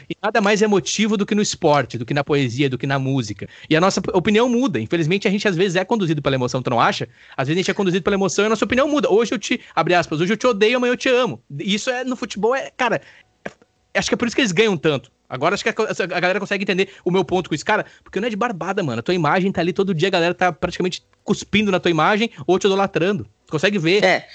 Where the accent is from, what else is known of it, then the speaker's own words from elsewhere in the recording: Brazil; eu como brasileiro